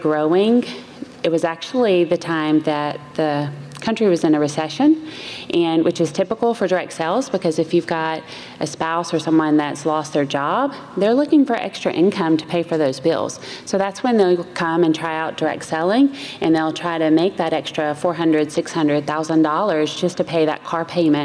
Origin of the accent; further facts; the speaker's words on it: Chattanooga, Tennessee, United States; moved away as an adult; now in Columbus, United States; I grew up in Chattanooga, Tennessee. That's where the accent's from